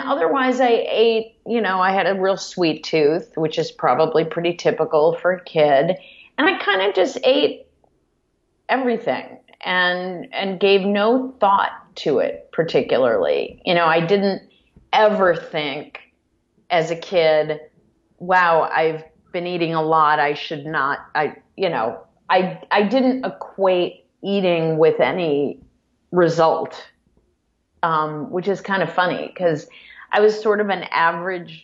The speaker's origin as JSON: {"language": "English", "town": "Cleveland", "region": "Ohio", "country": "United States", "tie": "born or raised there", "said": "I grew up in a suburb of Cleveland"}